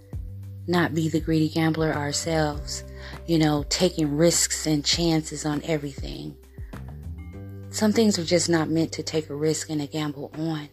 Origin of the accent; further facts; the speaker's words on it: United States; I am from the States